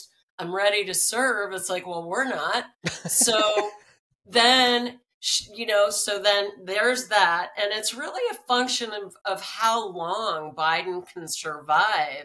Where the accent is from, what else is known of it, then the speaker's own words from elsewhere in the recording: East Coast, United States; also born or lived in Washington, D.C.; I grew up on the East Coast